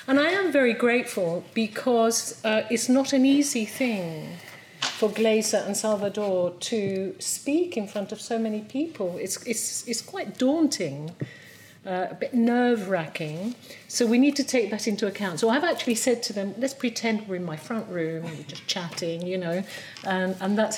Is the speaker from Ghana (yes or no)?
no; Venezuela; now in Essex, United Kingdom; I am a Venezuelan order member, but based at the Mid-Essex Buddhist Centre